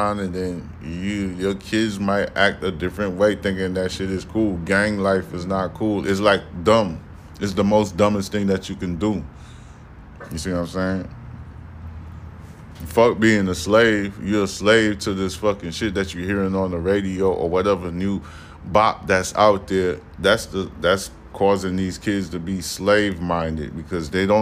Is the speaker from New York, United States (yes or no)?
yes; New York City, New York, United States; I'm from Brooklyn